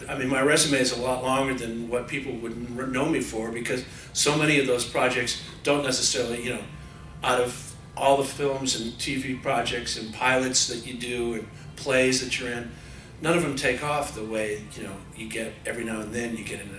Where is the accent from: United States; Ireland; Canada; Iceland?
United States; Passaic, New Jersey; growing up in Passaic, New Jersey, you know, trying to make it in college, and living at home, and going to the discos